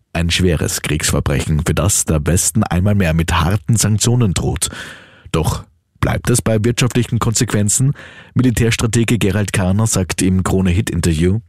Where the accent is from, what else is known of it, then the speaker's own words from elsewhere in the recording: Austria; bei uns in Österreich